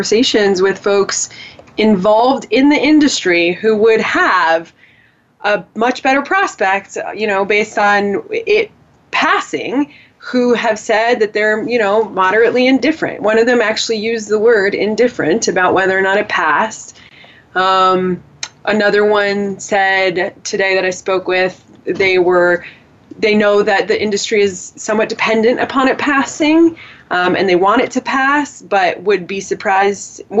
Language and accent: English; California, United States; Sarah and I grew up in California.